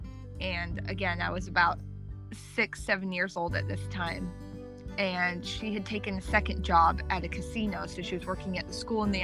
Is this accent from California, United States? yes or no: yes; Arcata, California, United States; I was born in 1984 in Arcata, California.